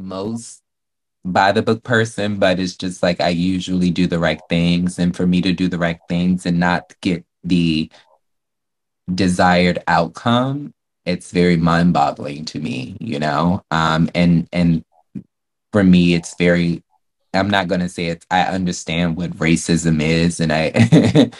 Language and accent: English; the South, United States; growing up in the South